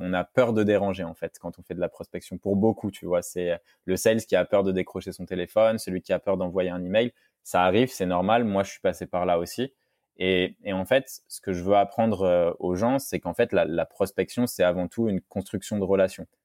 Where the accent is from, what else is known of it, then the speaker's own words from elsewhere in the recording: France; en tant que Français